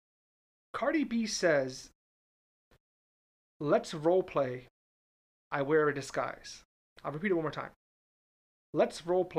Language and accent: English; Northeast, United States; now in Orlando, United States; I'm from the Northeast